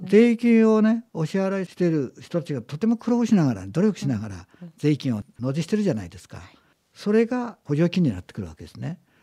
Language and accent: Japanese; Aizuwakamatsu, Fukushima, Japan; moved away; also born or lived in Gunma; あの生まれ育ちがあの福島県の会津なんですね